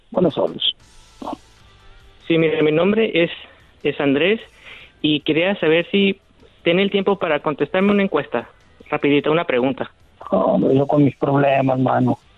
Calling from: Calexico, California, United States; Yo hablo de acá de Calexico

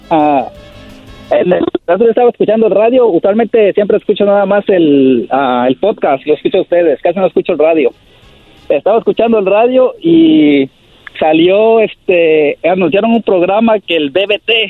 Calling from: Woodside, California, United States; De aquí de Woodside, California.

